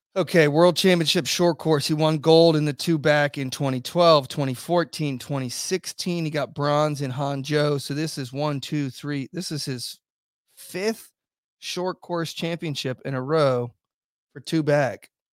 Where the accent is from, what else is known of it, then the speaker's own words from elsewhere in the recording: Virginia Beach, Virginia, United States; in my hometown, we got the biggest naval base in the whole entire world.